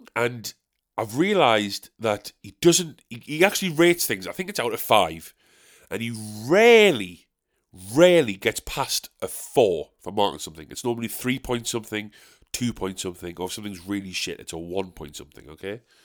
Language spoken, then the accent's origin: English; South Shields, North East England, United Kingdom; I'm from South Shields